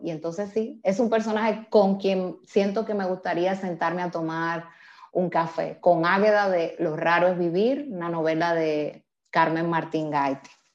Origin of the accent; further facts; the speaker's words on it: Dominican Republic; now in Spain; yo como mujer dominicana, migrante